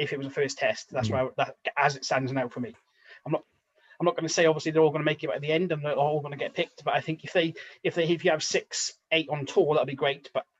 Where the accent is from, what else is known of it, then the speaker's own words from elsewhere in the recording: Wales, United Kingdom; as a Welshman